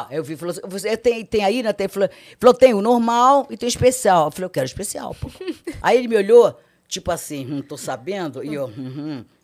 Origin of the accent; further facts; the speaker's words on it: Ceará, Brazil; eu sou cearense, sou filha de cearense, né?